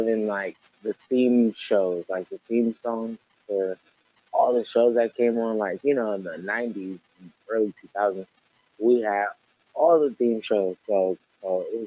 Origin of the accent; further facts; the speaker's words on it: Oakland, California, United States; I am from the Yay area. Woo-hoo. Bay Area, East Oakland, y'all, California.